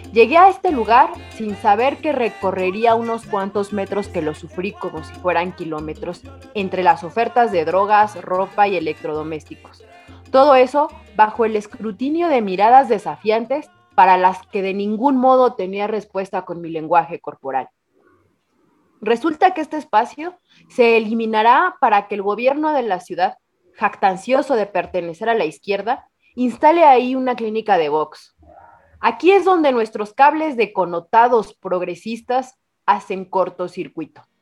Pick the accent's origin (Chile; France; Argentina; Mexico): Mexico; Mexico City; Pues mira, justamente aquí de errante por mi Ciudad de México, pero justo hoy vengo de la Roma Condesa